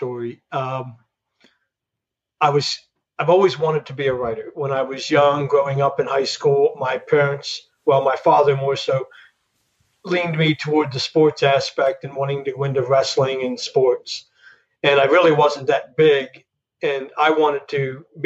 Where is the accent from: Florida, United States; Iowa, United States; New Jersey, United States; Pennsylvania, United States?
Pennsylvania, United States; Mill Hall; now in Tampa Bay area, United States; I was born in a small town in Pennsylvania and grew up in Mill Hall, Pennsylvania